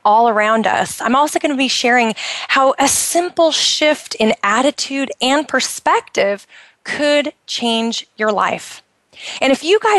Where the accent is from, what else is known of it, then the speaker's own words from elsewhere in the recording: United States; now in Bahrain; I'm originally from the United States